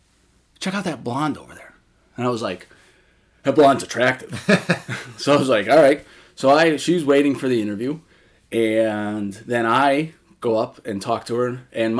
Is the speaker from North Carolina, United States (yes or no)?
no; Massachusetts, United States; So I was from Massachusetts and learned that she was from Connecticut.